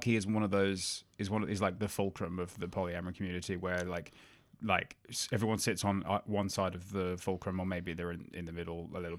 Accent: Birmingham, West Midlands, United Kingdom; now in Australia; yeah, I mean, I grew up in Birmingham, but no one would tell.

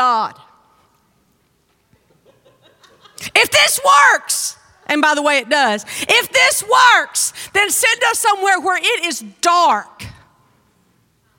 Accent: North Mississippi, United States; moved away as an adult; I grew up in North Mississippi. And we grew up on a farm.

